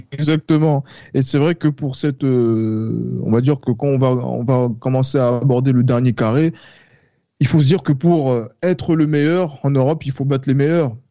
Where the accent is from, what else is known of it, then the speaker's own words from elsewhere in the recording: France; en tant que Français, moi petit justement, donc euh, qui découvre le football